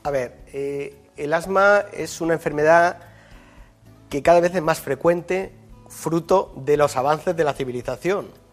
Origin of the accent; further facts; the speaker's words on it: Yecla, Region of Murcia, Spain; now in Madrid, Spain; El hospital de mi pueblo se sigue llamando Hospital Virgen del Castillo y a mucha honra, ¿no? que es la patrona de Yecla